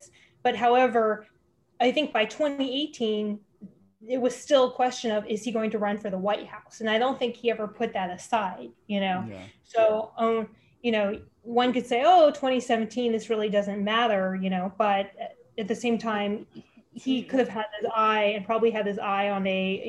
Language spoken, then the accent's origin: English; Bay Area, California, United States; I grew up in the Bay Area